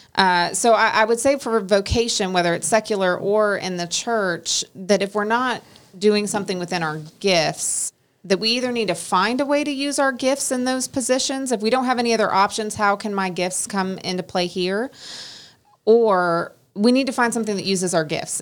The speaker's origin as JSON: {"language": "English", "region": "Oregon", "country": "United States", "tie": "born or raised there", "moved": "yes", "said": "where I grew up in Oregon"}